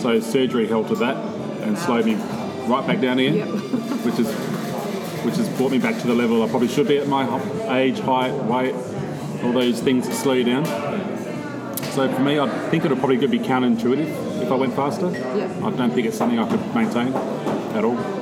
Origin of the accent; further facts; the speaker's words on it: Adelaide, South Australia, Australia; I grew up around Shepherd's Hill